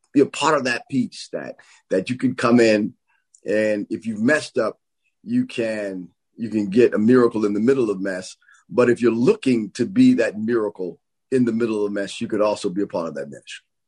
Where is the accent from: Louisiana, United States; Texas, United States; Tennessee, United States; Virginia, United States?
Tennessee, United States; Nashville; I grew up in Preston Taylor, not far from there in the project area.